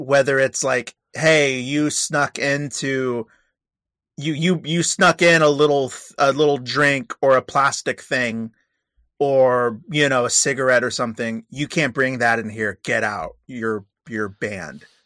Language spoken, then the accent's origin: English; California, United States; I'm from California